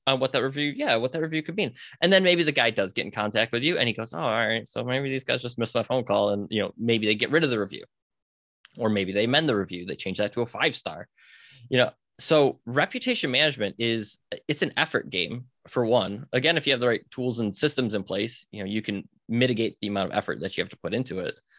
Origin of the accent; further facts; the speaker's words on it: Buffalo, New York, United States; I grew up outside Buffalo, New York